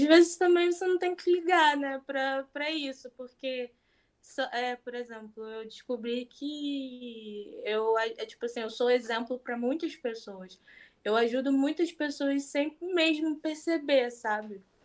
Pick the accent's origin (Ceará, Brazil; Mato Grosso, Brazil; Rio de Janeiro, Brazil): Rio de Janeiro, Brazil; sou do Rio de Janeiro